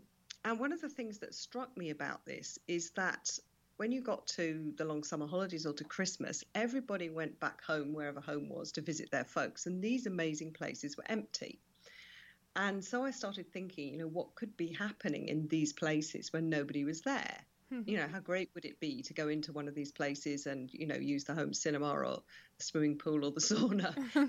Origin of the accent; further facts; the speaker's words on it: London, United Kingdom; born there; now in Perthshire, United Kingdom; But I was originally born in London, but I now live in Scotland permanently.